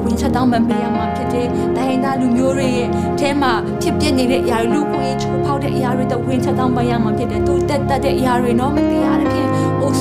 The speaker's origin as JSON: {"language": "Burmese", "country": "Myanmar", "tie": "born or raised there"}